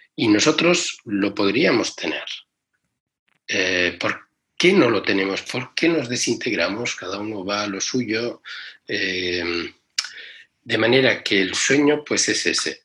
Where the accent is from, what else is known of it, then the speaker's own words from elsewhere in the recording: Spain; cuando yo nací en España